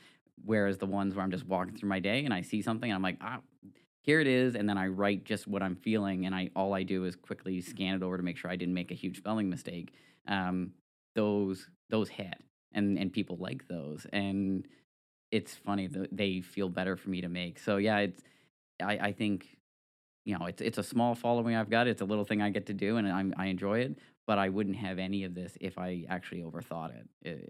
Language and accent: English; New Ross, Nova Scotia, Canada; So I grew up in Nova Scotia since the age of three. I grew up on our family farm out in New Ross. And I just lived my life out there as a small town kid and went off to Acadia, did my degree there.